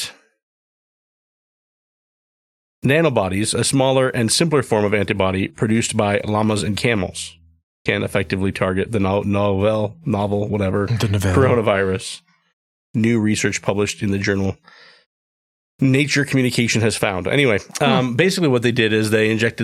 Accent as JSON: {"language": "English", "country": "Bolivia", "tie": "born or raised there", "moved": "yes", "said": "I grew up in Bolivia and we saw llamas often"}